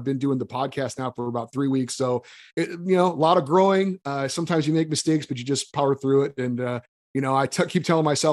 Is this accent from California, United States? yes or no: yes; Central California, United States; moved away; also born or lived in Hawaii; I grew up and went to college in Central California. I went to Fresno State.